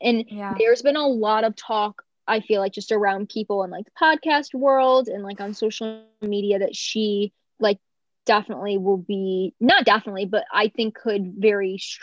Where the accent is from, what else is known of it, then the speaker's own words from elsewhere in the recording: North Carolina, United States; like having that connection of like, yeah, we're both from North Carolina.